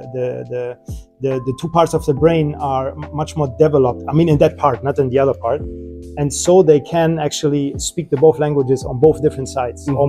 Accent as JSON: {"language": "English", "country": "Germany", "tie": "born or raised there", "moved": "as an adult", "lives_now": "Dubai, United Arab Emirates", "said": "So I was born and raised in Germany. Lived there for about 20 years of my life"}